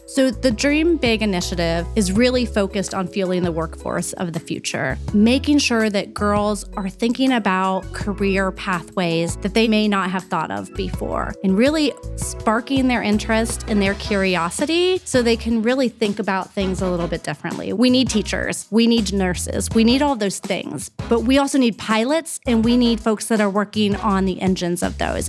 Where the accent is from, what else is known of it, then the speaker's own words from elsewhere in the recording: Columbus, Ohio, United States; I grew up in Clintonville, right across from Studio thirty-five